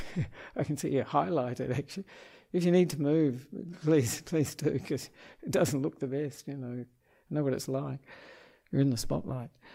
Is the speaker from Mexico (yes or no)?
no; Perth, Western Australia, Australia; moved away as an adult; now in Sri Lanka; I am an Australian monk um, who was born in Perth